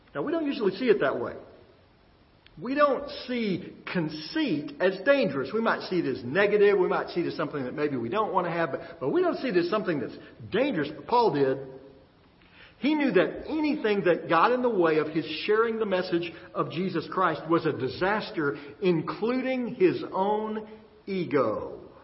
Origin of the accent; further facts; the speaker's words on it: Texas, United States; growing up in Texas